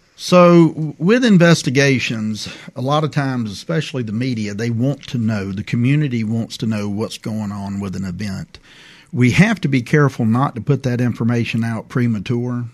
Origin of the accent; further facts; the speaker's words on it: Prichard, Alabama, United States; I grew up in Pritchard, Alabama